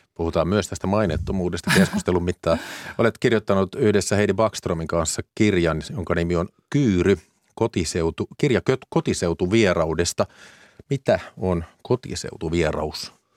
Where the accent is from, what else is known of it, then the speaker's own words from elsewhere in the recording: Vantaa, Uusimaa, Finland; omasta kotikaupungistani Vantaasta